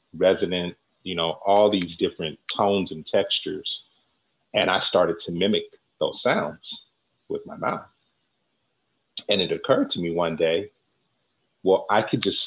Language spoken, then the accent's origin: English; San Francisco Bay Area, California, United States; raised right here in the San Francisco Bay Area